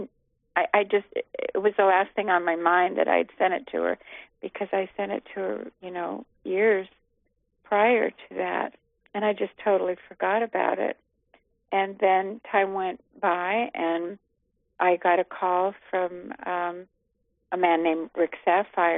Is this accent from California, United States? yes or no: yes; Los Angeles, California, United States; growing up in Hollywood